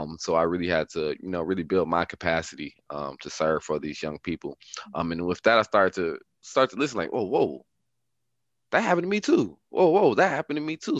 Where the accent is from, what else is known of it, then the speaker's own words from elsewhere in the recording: Milwaukee, Wisconsin, United States; growing up Milwaukee was definitely not easy.